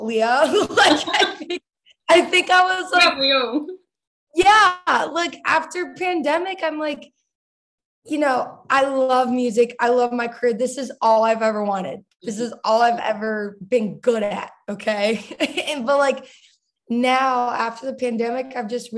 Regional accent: Dallas, Texas, United States; I grew up in Dallas, Texas

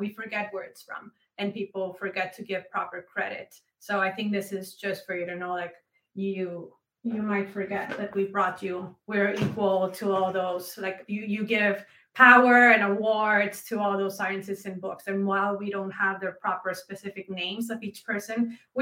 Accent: Mexico; moved away as an adult; now in Houston, United States; I was born and raised in Mexico. I've been here in the U.S. I mean, living in Houston for 15 years

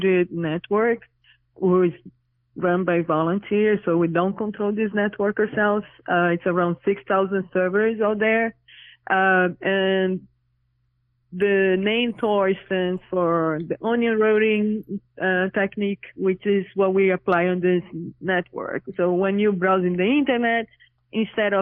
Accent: Brazil; now in New York City, United States; I'm originally from Brazil, but currently living in New York City

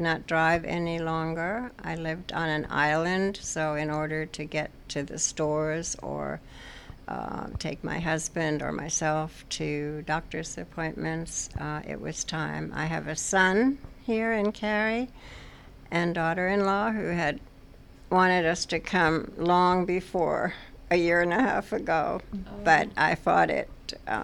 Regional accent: near Stuttgart, Baden-Württemberg, Germany; moved away; I grew up in Germany in a little town near Stuttgart

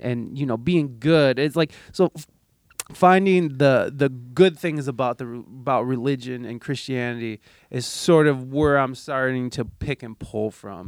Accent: United States; as an American

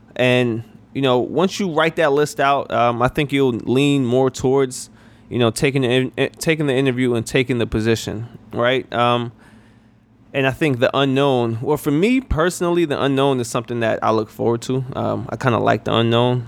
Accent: New York, United States; moved away as an adult; also born or lived in South Carolina; I'm originally from New York

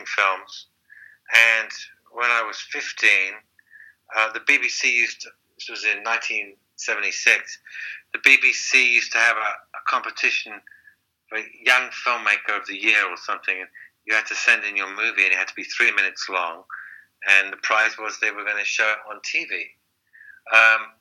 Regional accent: London, United Kingdom; also born or lived in Highgate, London; I went to school in Hampstead in North London

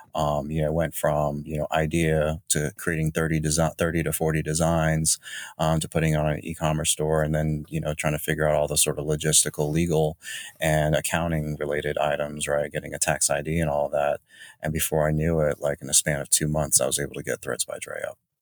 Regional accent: Jacksonville, North Carolina, United States; also born or lived in Raleigh / Charlotte / Chapel Hill / Greensboro; now in Chicago, United States; I'm from North Carolina, a hail from small city, Jacksonville

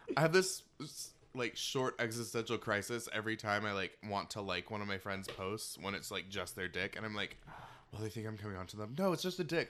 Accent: Seattle, Washington, United States; now in New York, United States; I'm from Seattle

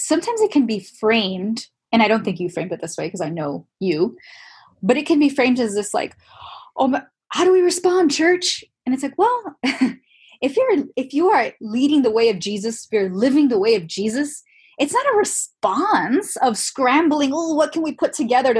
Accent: Miami, Florida, United States; moved away as an adult; also born or lived in New Orleans; now in Los Angeles, United States; born and raised in Miami, Cuban, Catholic background.

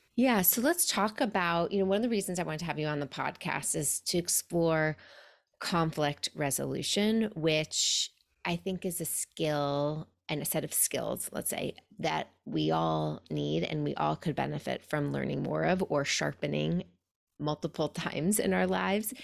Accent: New York City, New York, United States; now in Pacific Northwest, United States; I'm originally from New York City, a place that is known as being aggressive

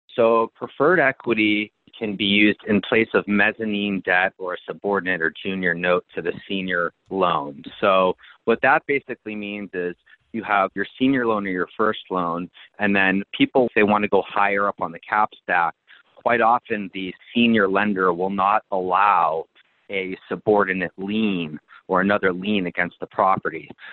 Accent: Boston, Massachusetts, United States; moved away as an adult; now in Phoenix, United States; I grew up in Boston

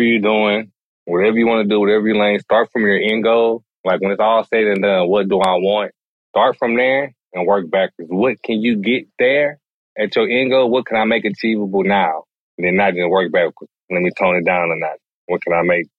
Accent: Galveston, Texas, United States; I had white friends growing up in Galveston

